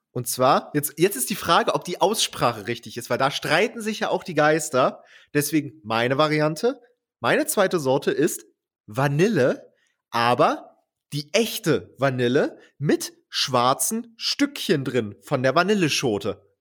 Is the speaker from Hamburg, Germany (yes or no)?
no; Bautzen, Saxony, Germany; Ich, ich bin ja in Bautzen aufgewachsen, Kleinstadt, ja. Und äh, die nächstgrößere Stadt ist Dresden.